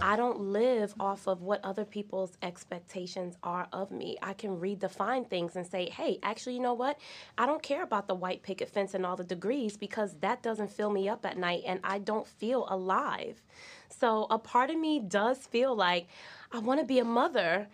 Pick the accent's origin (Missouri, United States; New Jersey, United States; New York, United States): New Jersey, United States; East Orange; I'm from East Orange, New Jersey, so I'm from the ghetto.